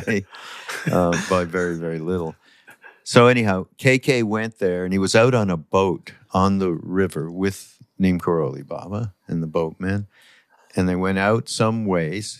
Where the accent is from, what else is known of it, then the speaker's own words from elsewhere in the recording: Canada; I'm from Canada